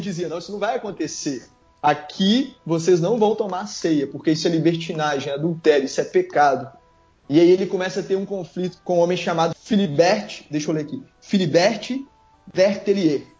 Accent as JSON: {"language": "Portuguese", "region": "Minas Gerais", "country": "Brazil", "moved": "yes", "lives_now": "Espírito Santo, Brazil", "said": "eu sou mineiro"}